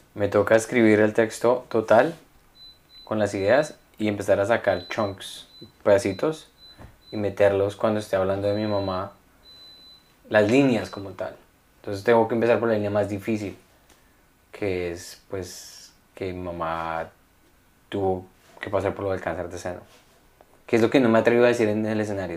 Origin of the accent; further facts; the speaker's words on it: Colombia; moved away; cuando yo estaba pequeño en Colombia